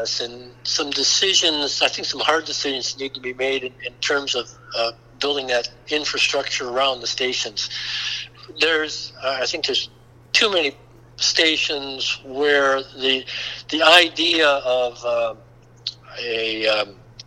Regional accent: Dade County, Florida, United States; I was from Dade County

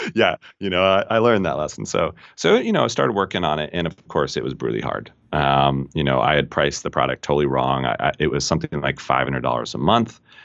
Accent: Colorado, United States; moved away as an adult; also born or lived in England; Born and raised in Colorado

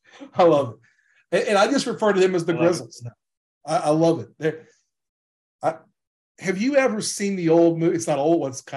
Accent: Louisiana, United States; I'm from Louisiana

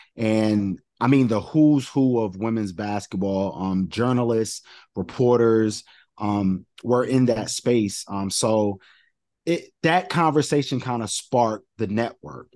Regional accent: New York, United States; I'm from New York

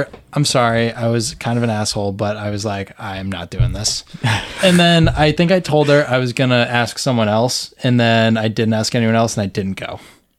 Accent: Connecticut, United States; Yeah, I'm from Connecticut.

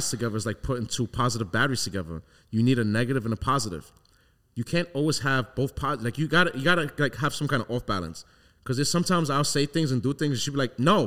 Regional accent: New York City, New York, United States; moved away as an adult; now in Long Island, United States; I grew up in the hood, Brooklyn, Flatbush

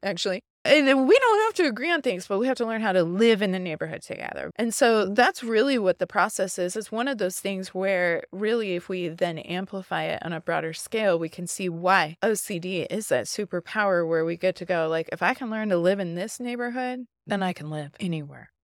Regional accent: Midwest, United States; moved away as an adult; also born or lived in Los Angeles; I grew up though in the Midwest. I grew up in the Bible Belt

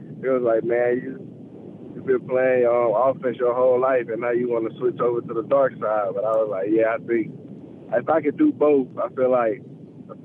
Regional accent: Oxford, Mississippi, United States; being there as a little kid in Oxford, growing up in Oxford

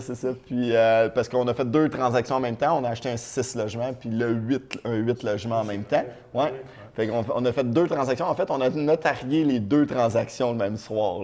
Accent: Trois-Rivières, Quebec, Canada; je viens de Trois-Rivières.

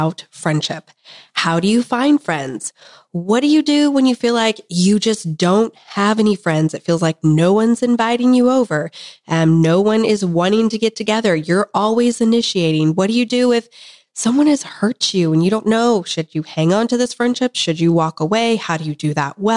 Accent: Kansas, United States; I'm from Kansas

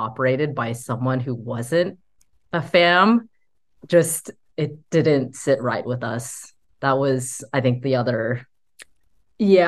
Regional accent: United States; Tracy and I were both born in the US. We were surrounded by American culture.

